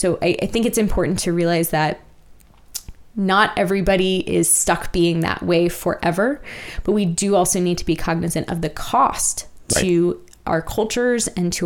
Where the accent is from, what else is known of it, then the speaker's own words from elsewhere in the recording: Virginia, United States; moved away as an adult; also born or lived in Lawrence, Kansas; now in Kansas City area, United States; I'm from Virginia